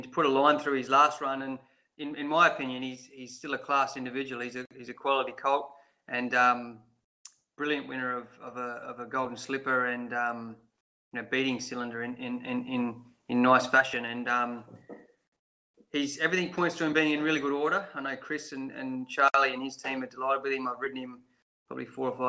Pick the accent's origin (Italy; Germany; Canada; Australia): Australia; Streaky Bay, South Australia; Streaky Bay, which is where I grew up